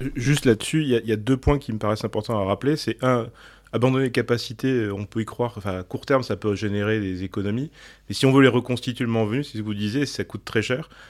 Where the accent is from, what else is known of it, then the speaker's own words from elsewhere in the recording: France; en tant que Français